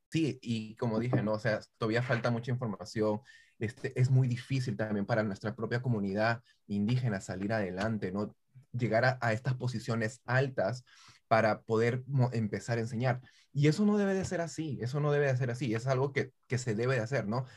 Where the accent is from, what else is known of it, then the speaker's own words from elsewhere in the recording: Peru; moved away; yo soy peruano